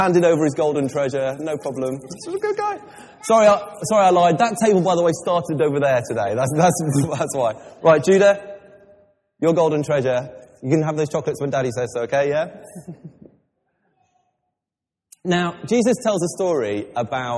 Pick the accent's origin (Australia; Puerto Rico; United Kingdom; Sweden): United Kingdom; England; I'm English